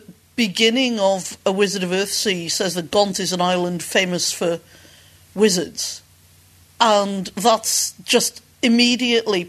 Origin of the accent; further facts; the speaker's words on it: Wales, United Kingdom; moved away as an adult; now in Canada; I'm from Wales, which is part of an island